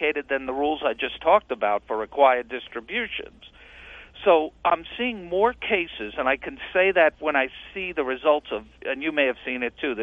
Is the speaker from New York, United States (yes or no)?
yes; New York, United States; I grew up in New York as a Yankee fan